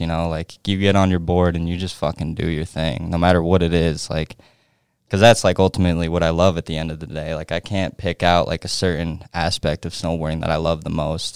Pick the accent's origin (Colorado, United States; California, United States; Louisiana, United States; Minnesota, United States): Colorado, United States; Edwards; moved away; I'm from Edwards, Edwards, Colorado